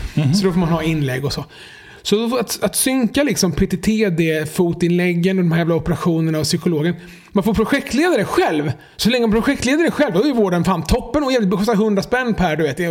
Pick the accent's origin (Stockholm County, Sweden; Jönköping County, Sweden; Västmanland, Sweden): Jönköping County, Sweden; Jönköping; när jag växte upp i Jönköping på 90-talet